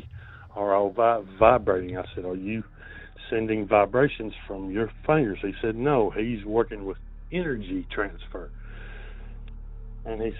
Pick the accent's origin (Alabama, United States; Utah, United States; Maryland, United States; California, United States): Alabama, United States; North; I'm from North Alabama